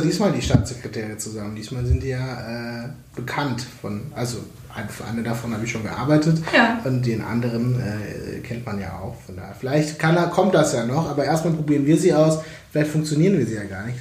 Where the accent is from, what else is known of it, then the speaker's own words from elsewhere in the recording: Feucht, Bavaria, Germany; moved away as an adult; also born or lived in Veracruz, Mexico; now in Berlin, Germany; bin dann in Franken bei Nürnberg aufgewachsen